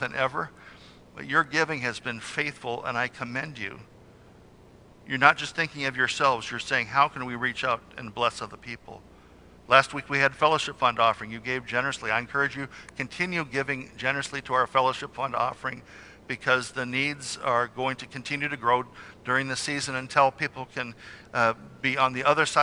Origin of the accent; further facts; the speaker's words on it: Salinas, California, United States; now in Covina, United States; Where I grew up in Salinas, it very rarely snowed. Where I live in Covina, we've had hail